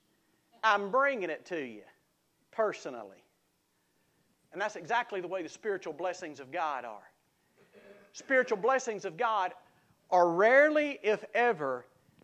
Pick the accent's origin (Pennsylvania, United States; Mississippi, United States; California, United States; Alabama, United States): Mississippi, United States; South; I grew up in South Mississippi